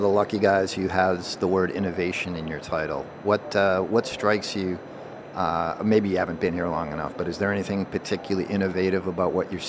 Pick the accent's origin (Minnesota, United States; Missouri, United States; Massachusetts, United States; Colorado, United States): Massachusetts, United States; Boston; my hometown of Boston, Massachusetts.